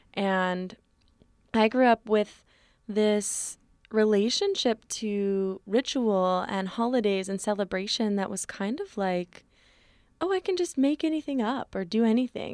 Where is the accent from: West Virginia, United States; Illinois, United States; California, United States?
California, United States; Berkeley; born and raised in occupied Ohlone territory, aka Berkeley